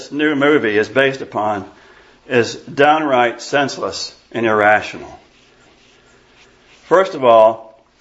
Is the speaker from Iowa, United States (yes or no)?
yes; Iowa, United States; I grew up in Iowa in the 1960s.